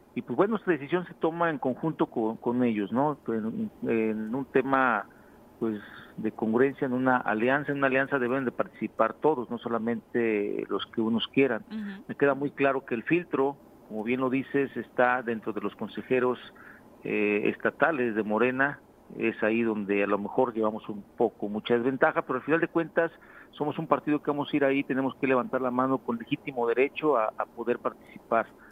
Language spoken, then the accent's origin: Spanish; San Carlos, Morelos, Mexico; como ayudante municipal de San Carlos